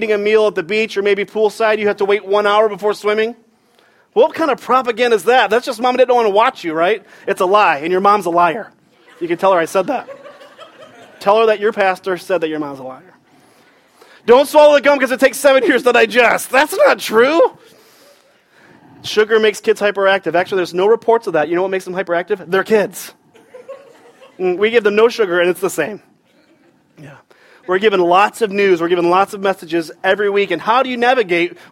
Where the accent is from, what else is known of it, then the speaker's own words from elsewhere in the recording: Michigan, United States; now in Raleigh, United States; I grew up in Michigan